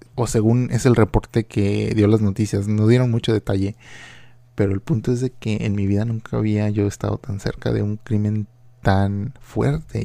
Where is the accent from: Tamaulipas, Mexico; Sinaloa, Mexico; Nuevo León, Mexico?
Tamaulipas, Mexico; Reynosa; now in Philadelphia, United States; mi ciudad natal, ah, que es Reynosa, Tamaulipas, yo pienso que cuando yo estaba creciendo en los 90 era una ciudad relativamente muy segura